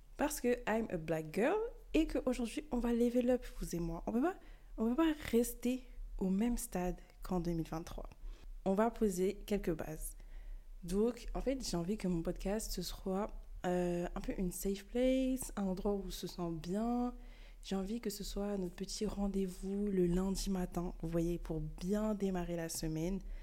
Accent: France; also born or lived in Bamako, Mali; je suis née au Mali, à Bamako, mais j'ai quand même grandi en France.

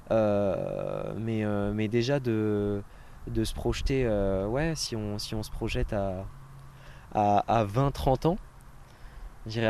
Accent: Normandy, France; comme on dit en Normandie, parce que je suis normand

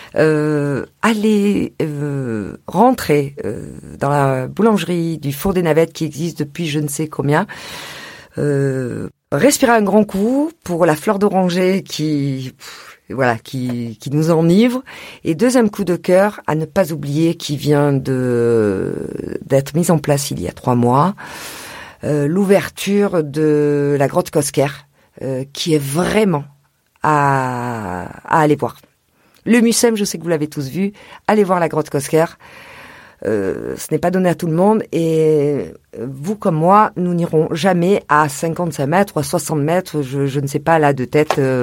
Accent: Marseille, Provence-Alpes-Côte d'Azur, France; also born or lived in Rognac; Je suis née à Rognac, une petite ville de Provence, près de Marseille, et j'ai grandi sur Marseille.

